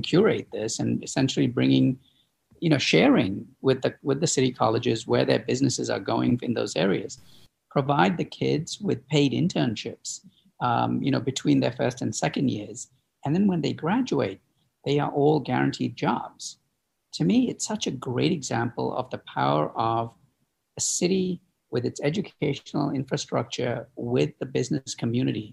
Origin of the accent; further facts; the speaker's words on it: Chicago, Illinois, United States; my hometown here in Chicago